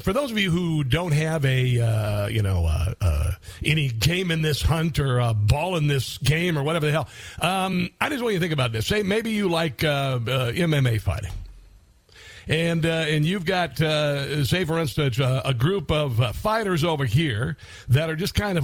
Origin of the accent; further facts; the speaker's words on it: Iowa, United States; moved away as an adult; also born or lived in Columbia, Missouri; I was a kid from Iowa, living in a small town of Columbia, Missouri